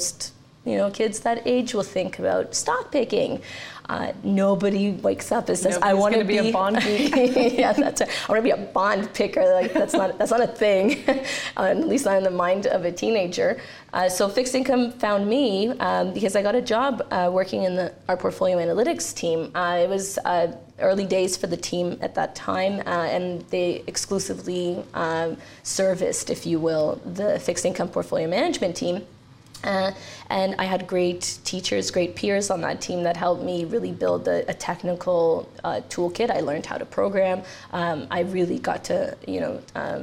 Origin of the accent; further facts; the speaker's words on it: Canada; also born or lived in Romania; I was born in Romania and moved to Canada with my parents and my sister when I was very young. So I did all my schooling here